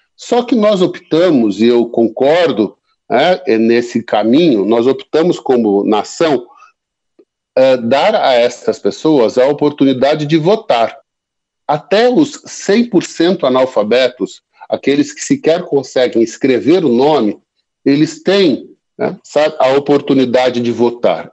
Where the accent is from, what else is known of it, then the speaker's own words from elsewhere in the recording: interior of São Paulo state, Brazil; eu sou do interior aqui do estado de São Paulo, e lá a gente fala menino como se estivesse referindo a criança